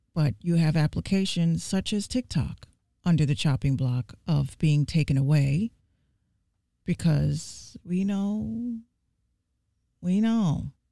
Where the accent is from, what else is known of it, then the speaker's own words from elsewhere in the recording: New York City, New York, United States; I'm from the Bronx, New York